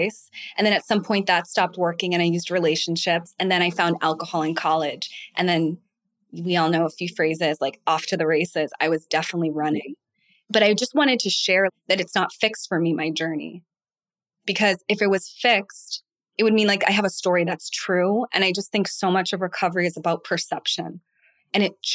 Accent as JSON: {"language": "English", "town": "Boston", "region": "Massachusetts", "country": "United States", "said": "I am from Boston"}